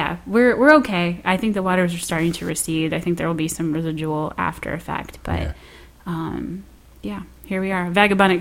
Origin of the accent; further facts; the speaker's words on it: Midwest, United States; I'm from the Midwest.